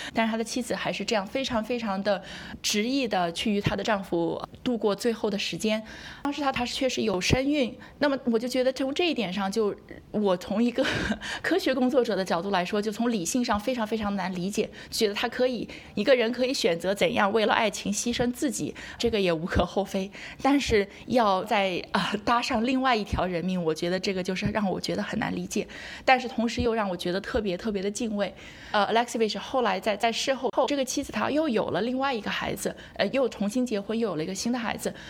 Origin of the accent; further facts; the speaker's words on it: Hefei, Anhui, China; moved away as an adult; also born or lived in Chicago, United States; now in Ithaca, United States; 我从小在，在中国科大校园长大，然后后来我也是在中国科大读的本科，读的就是核，核与粒子物理专业